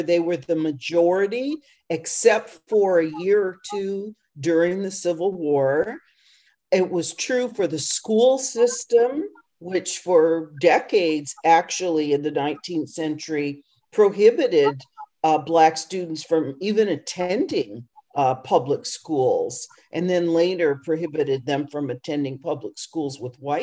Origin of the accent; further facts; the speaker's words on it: California, United States; I grew up in California as well